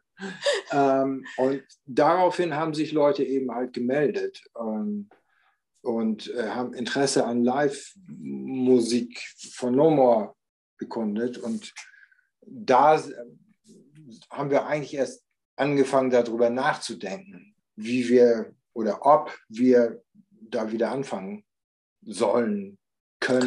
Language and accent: German; Germany; wir kommen aus Deutschland